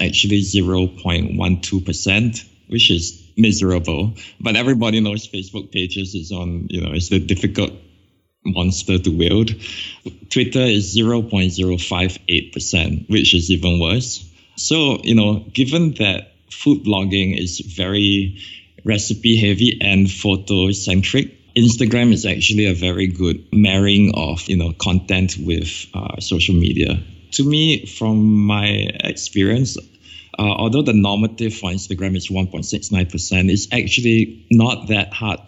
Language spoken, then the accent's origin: English; Singapore; I come all the way from Singapore and we don't have four seasons here